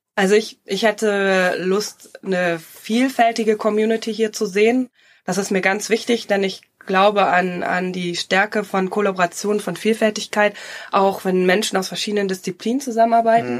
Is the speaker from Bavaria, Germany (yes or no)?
no; Emsland, Lower Saxony, Germany; also born or lived in Berlin / London / Zürich; now in Ruhr area, Germany; ich bin gebürtig äh, Emsländerin, ich komme aus Norddeutschland.